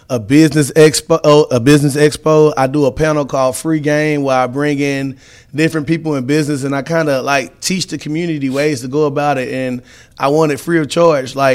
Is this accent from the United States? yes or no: yes; Beaumont, Texas, United States; born and raised in Beaumont